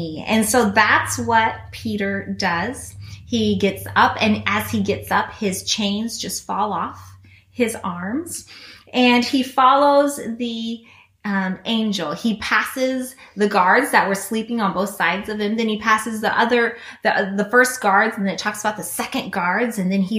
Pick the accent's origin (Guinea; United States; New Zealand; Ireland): Guinea; Some of you guys know that I grew up in Guinea, West Africa.